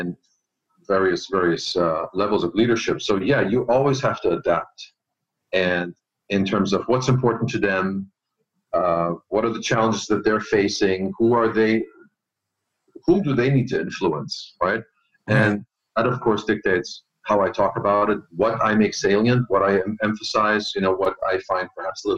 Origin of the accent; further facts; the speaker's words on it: Germany; moved away as an adult; also born or lived in Austria; now in United States; I'm not originally from the U.S. I was born and raised in Germany. And I left Germany, went to Austria, and then worked in Austria for a bit, and then came over to the U.S.